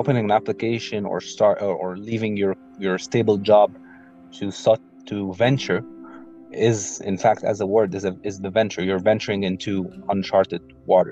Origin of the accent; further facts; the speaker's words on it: Egypt; I'm from Egypt